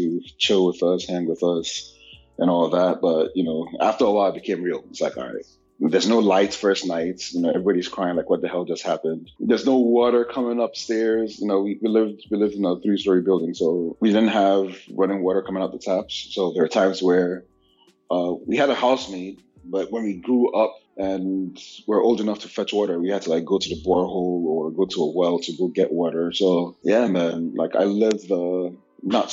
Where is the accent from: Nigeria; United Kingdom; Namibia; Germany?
Nigeria; moved away as an adult; now in United States; I was born here in the United States, lived here till I was about 8, and left for Nigeria in 1995, where I spent 11 years. There I completed my elementary school, completed high school, and then came back to the United States in 2006.